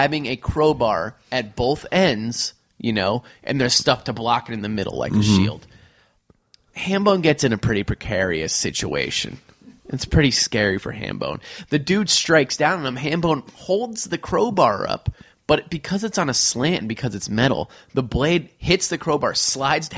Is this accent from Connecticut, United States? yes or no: yes; New Haven, Connecticut, United States; we grew up in New Haven, Connecticut